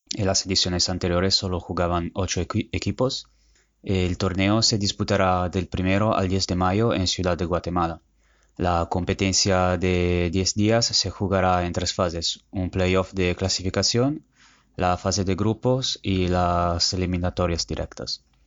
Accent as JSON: {"language": "Spanish", "country": "Italy", "said": "mi país"}